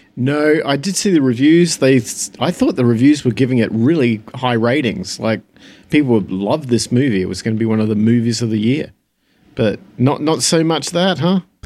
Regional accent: Phoenix, Arizona, United States; my hometown in Phoenix

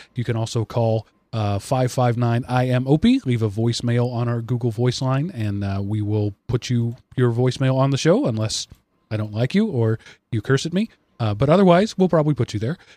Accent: United States; I was born in the U S

